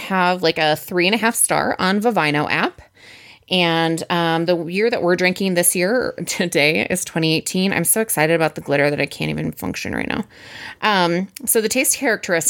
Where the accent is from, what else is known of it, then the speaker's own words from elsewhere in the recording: Wisconsin, United States; I'm from Wisconsin.